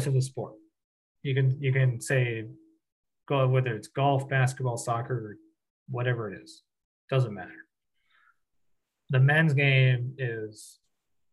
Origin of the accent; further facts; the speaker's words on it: Connecticut, United States; growing up in Connecticut, you watched UConn women's basketball